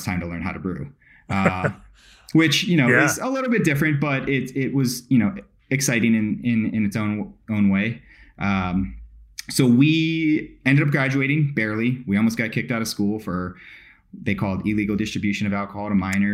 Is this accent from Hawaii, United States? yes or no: yes; Kona, Hawaii, United States; moved away as an adult; I'm originally from Kona, Hawaii. So the Big Island